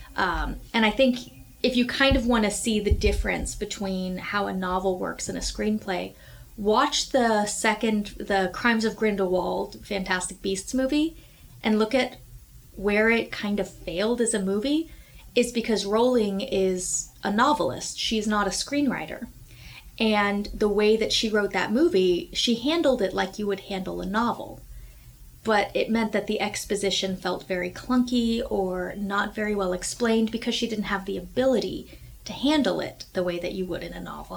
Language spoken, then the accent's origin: English; Houston, Texas, United States; I come from Houston.